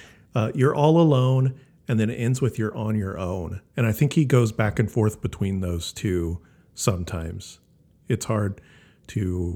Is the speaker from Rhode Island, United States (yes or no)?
no; Wisconsin, United States; I'm actually from Wisconsin.